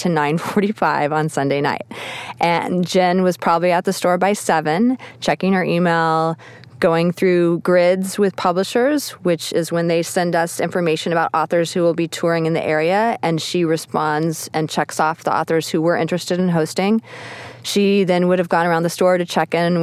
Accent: Texas, United States; moved away; I'm originally from Texas, and my family's from this small town

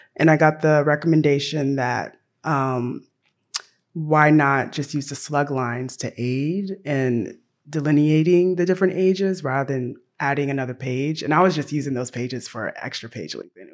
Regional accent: Tennessee, United States; I grew up in Tennessee.

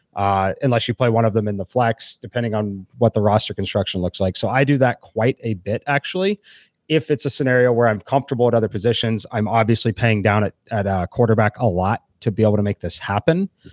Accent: Kansas City, Missouri, United States; moved away; I'm originally from Kansas City

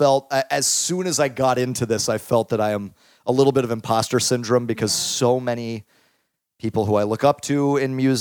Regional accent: Dallas, Texas, United States; moved away; I grew up sort of all over. I was born in Greenway Parks

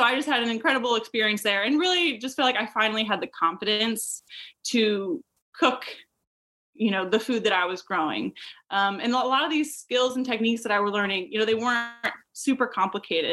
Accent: St. Louis, Missouri, United States; moved away as an adult; also born or lived in Virginia; now in Raleigh-Durham, United States; I am actually from the Midwest originally, from the suburbs of St. Louis

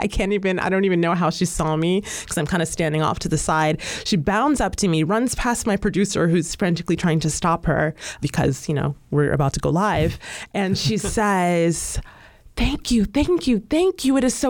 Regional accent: United States; I am African American, so this is my home.

